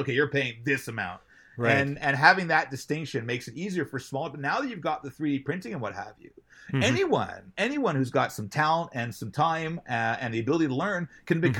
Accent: Toronto, Ontario, Canada; also born or lived in Montreal; I was born in Montreal, moved to Toronto when I was young.

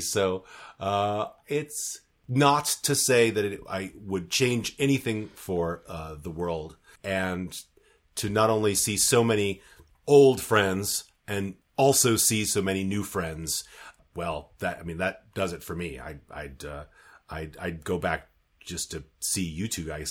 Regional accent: United States; moved away; I'm still American enough in my ears

